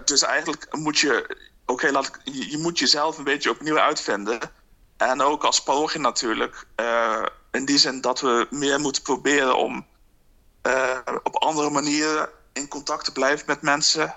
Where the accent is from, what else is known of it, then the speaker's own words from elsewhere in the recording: Netherlands; moved away as an adult; now in Dublin, Ireland; mijn eigen situatie als Nederlander in het buitenland